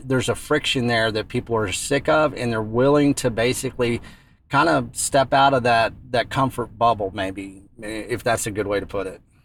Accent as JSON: {"language": "English", "region": "West Texas", "country": "United States", "tie": "born or raised there", "said": "growing up in West Texas"}